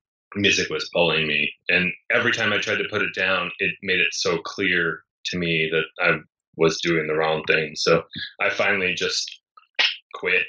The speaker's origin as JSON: {"language": "English", "region": "East Coast", "country": "United States", "tie": "born or raised there", "also_born_or_lived": "New York", "moved": "as an adult", "lives_now": "Los Angeles, United States", "said": "I grew up in the East Coast where it snowed a lot."}